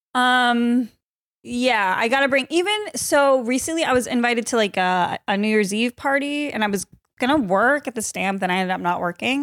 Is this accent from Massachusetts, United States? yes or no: yes; Massachusetts, United States; I'm from Massachusetts